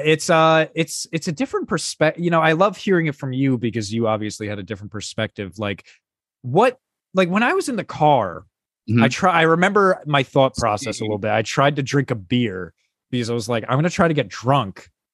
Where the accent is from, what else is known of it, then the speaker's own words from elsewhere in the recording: New Jersey, United States; moved away; Oh, New Jersey.